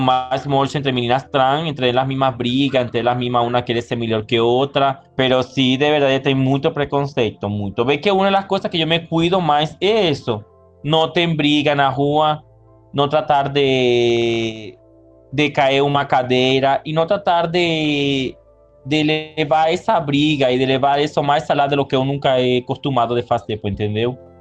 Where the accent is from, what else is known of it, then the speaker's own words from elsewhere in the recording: Venezuela; moved away as an adult; also born or lived in Manaus, Brazil; now in Brazil; yo salí de Venezuela